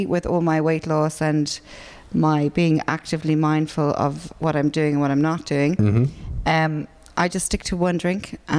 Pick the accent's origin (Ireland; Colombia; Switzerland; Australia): Ireland; now in Dublin, Ireland; being an Irish person